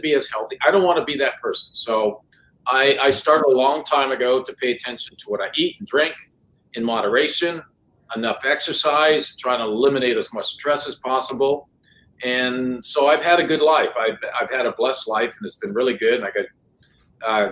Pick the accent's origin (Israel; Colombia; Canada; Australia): Canada; Sudbury, Ontario; first language French; English is a second language; moved away as an adult; also born or lived in San Diego, California; now in Jacksonville, United States; growing up in Canada, Sudbury, 20 years